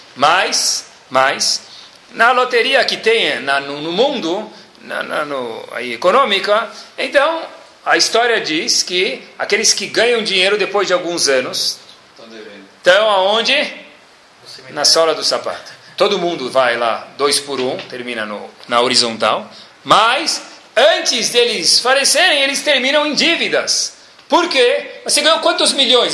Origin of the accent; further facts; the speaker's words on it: Brazil; also born or lived in United States; sou brasileiro